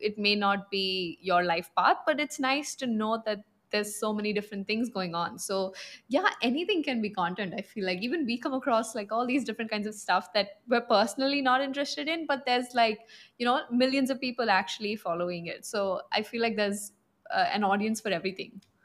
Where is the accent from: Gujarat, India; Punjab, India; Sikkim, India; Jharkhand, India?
Punjab, India; I'm from the north, from Punjab